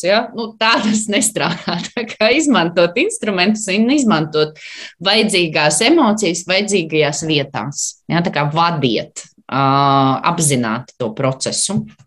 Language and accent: Latvian; Latvia; es arī esmu latviete